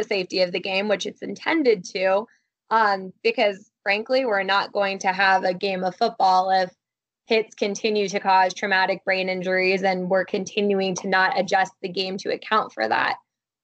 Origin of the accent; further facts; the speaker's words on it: Columbus, Ohio, United States; growing up in Columbus, Ohio.